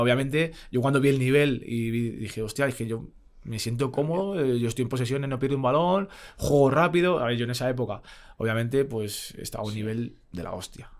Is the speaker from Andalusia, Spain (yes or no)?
no; Madrid, Community of Madrid, Spain; also born or lived in Fuenlabrada / Italy; yo, porque soy de Madrid, no me quería ir a ningún lado